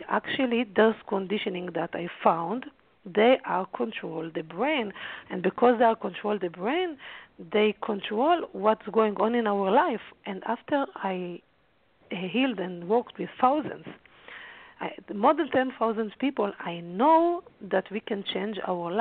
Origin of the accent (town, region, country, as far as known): Haifa, Haifa District, Israel; born or raised there